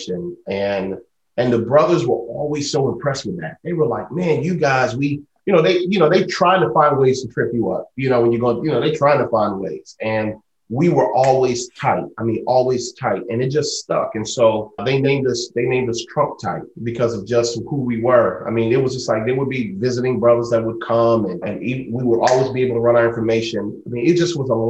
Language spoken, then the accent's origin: English; Spring Lake, North Carolina, United States; I grew up, you know, in a small town in North Carolina